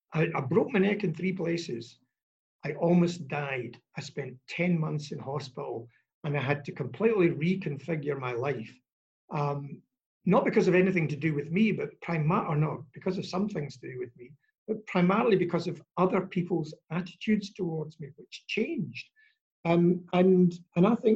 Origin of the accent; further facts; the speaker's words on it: Scotland, United Kingdom; now in Australia; as a Scottish boy